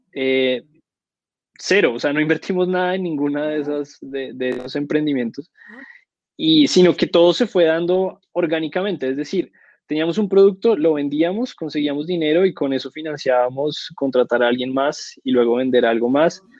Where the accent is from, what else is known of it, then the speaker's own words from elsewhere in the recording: Colombia; Yo vivo en Bogotá, soy de Colombia